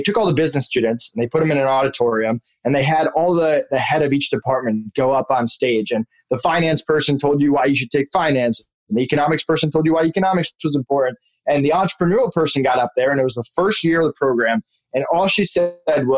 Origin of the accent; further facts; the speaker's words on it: Massachusetts, United States; moved away as an adult; also born or lived in Connecticut; now in Orlando, United States; I live in Orlando now, but I'm from Massachusetts originally. I lived there until I went to college